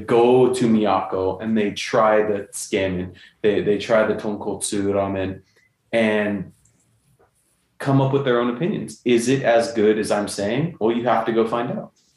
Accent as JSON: {"language": "English", "region": "California", "country": "United States", "also_born_or_lived": "Kamiichi, Toyama, Japan", "moved": "as an adult", "said": "We're from California."}